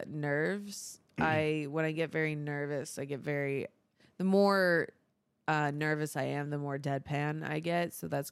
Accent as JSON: {"language": "English", "region": "Florida", "country": "United States", "tie": "born there", "said": "Dude, Florida is amazing. I was born in Florida. A lot of my family's from Florida, my dad's side."}